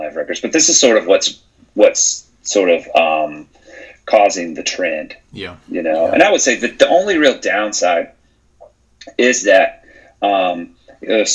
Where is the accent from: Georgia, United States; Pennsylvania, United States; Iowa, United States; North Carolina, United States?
North Carolina, United States; Charlotte; my hometown